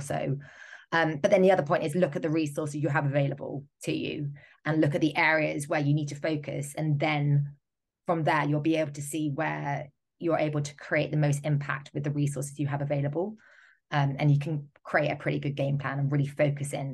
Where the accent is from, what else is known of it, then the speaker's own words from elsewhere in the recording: United Kingdom; I'm speaking as a Brit